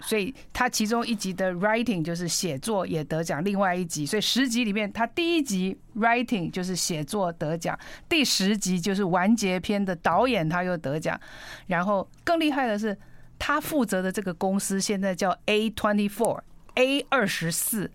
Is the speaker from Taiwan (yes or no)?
yes; Pingtung County, Taiwan; moved away; 我，我小时候在屏东